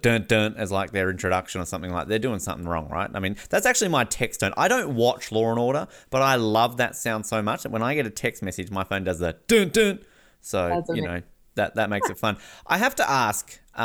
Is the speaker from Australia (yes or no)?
yes; Australia; accent: Australian; As an Australian who often gets his accent mocked